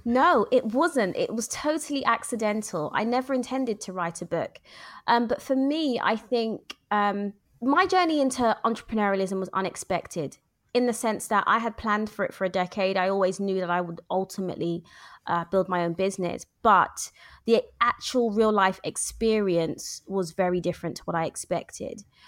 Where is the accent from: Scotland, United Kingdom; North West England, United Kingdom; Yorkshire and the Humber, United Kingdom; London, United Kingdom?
London, United Kingdom; now in Luton, United Kingdom; born and bred in London